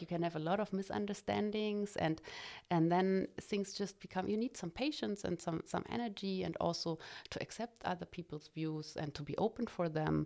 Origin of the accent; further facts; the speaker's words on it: Cottbus, Brandenburg, Germany; I was born in Cottbus